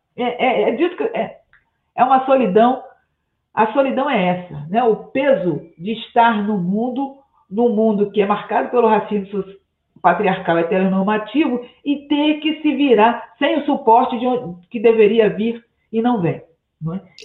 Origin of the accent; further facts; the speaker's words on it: Brazil; onde eu nasci, no Morro dos Cabritos